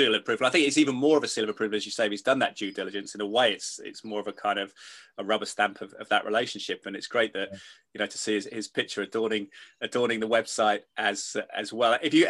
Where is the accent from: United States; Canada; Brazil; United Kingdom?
United Kingdom; England; as an Englishman